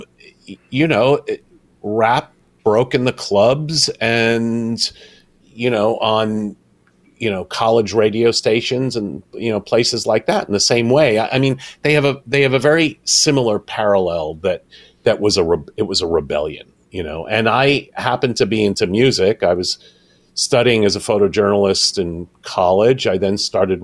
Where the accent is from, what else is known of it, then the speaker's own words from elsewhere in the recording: New York, United States; I grew up in New York